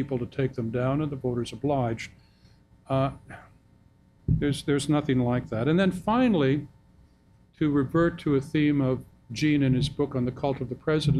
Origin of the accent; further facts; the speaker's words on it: Canada; now in United States; I wrote the book as a Canadian, but I became an American citizen last month